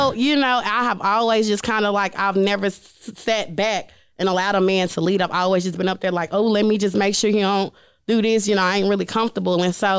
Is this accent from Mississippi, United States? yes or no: yes; Jackson, Mississippi, United States; going back to where I'm from Jackson, Mississippi, and telling young girls, like, you two can do this.